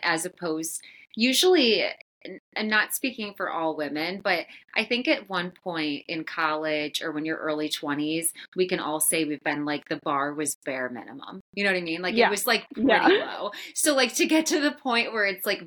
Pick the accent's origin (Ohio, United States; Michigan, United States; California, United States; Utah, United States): Ohio, United States; I'm from Ohio.